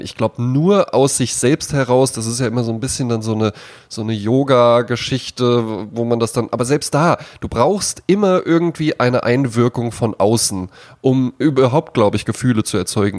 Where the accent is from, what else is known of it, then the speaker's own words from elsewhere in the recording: Germany; ich bin an der Lahn aufgewachsen, also an einem Fluss